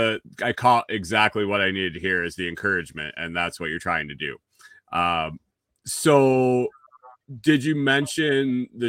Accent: Finger Lakes, New York, United States; I grew up in the Finger Lakes in New York. So that it's like the Napa Valley of the East Coast.

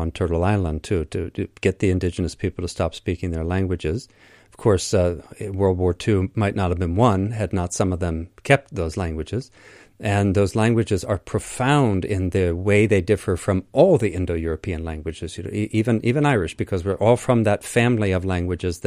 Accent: Crete, Greece; the kinship between my people and yours, because I'm from Crete in particular

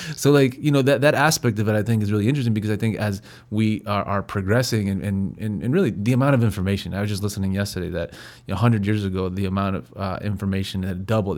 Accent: San Luis Potosí, Mexico; moved away; where I'm from in, in San Luis Potosi, that, uh, no one smokes weed

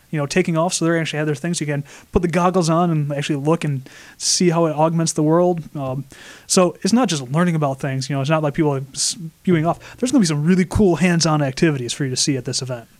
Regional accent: Flint, Michigan, United States; now in Rochester, United States; I'm from Flint, Michigan

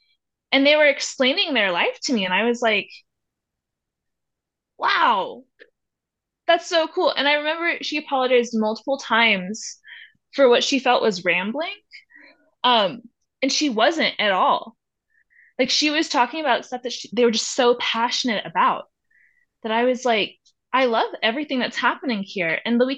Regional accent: the South, United States; now in Durango, United States; Like, yeah, I grew up in the South, but like Durango is my home.

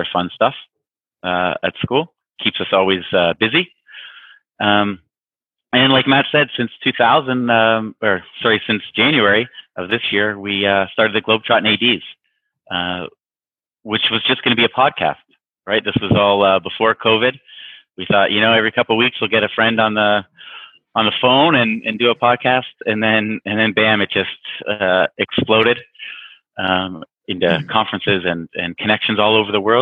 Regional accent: Niagara Falls, Ontario, Canada; moved away as an adult; also born or lived in United States; now in Vienna, Austria; I'm a Canadian from right near the border, Niagara Falls

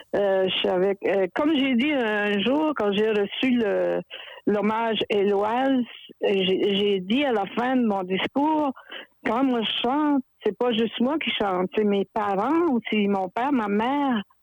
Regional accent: New Brunswick, Canada; moved away as an adult; now in Quebec, Canada; je viens du Nouveau-Brunswick

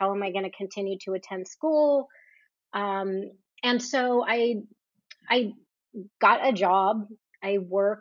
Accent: New Jersey, United States; I grew up on the East Coast in New Jersey

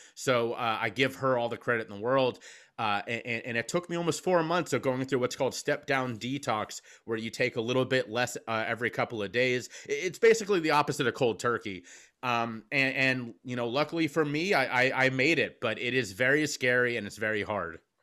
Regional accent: Cincinnati, Ohio, United States; moved away as an adult; also born or lived in Charleston, South Carolina; now in Philadelphia, United States; I was born and raised in Cincinnati.

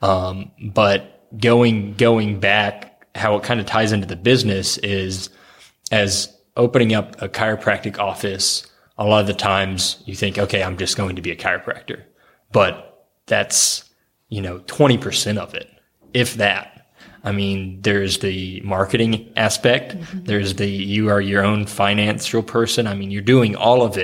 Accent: Oklahoma, United States; now in Ohio, United States; I grew up in Oklahoma

